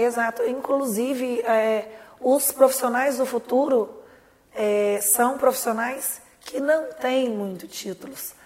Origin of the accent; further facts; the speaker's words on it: Lavras, Minas Gerais, Brazil; Eu nasci em Lavras eu estudei com muito orgulho aí